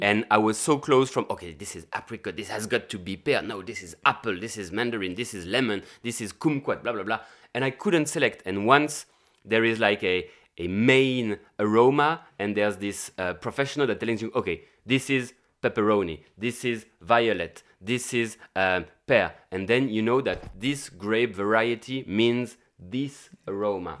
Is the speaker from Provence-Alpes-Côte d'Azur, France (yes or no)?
yes; Gap, Provence-Alpes-Côte d'Azur, France; I was running a hotel in my hometown in Gap, in, uh, the southeast of the, of France